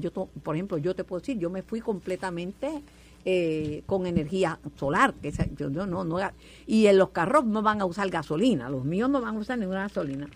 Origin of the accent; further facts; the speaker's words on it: Puerto Rico; de donde venimos muchos puertorriqueños, venimos de las Islas Canarias, nuestros antepasados